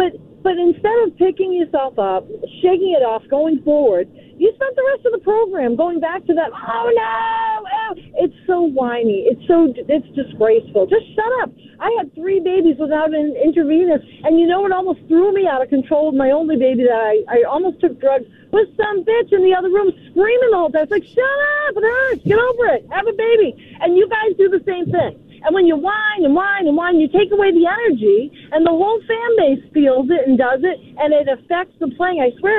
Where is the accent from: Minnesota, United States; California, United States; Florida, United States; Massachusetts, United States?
Massachusetts, United States; Boston; And I'm from Boston.